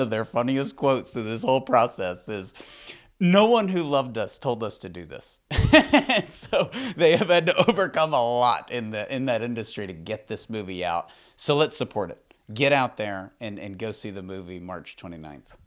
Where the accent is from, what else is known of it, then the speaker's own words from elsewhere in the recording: Texas, United States; I'm from Texas